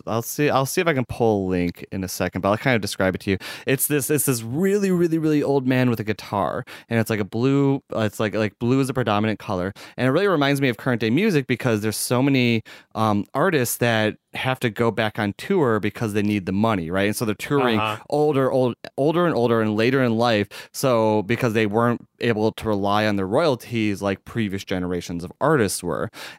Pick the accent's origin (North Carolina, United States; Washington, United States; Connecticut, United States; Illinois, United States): Illinois, United States; Chicago; I'd be even more embarrassed if it isn't because I'm the one from Chicago.